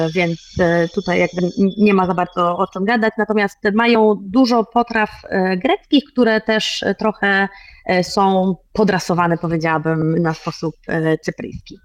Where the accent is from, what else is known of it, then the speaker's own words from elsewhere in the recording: Poland; now in Cyprus; jestem z Polski